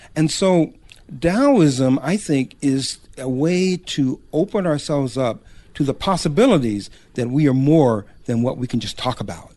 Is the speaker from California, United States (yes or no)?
yes; Los Angeles, California, United States; I was born in Los Angeles one of the few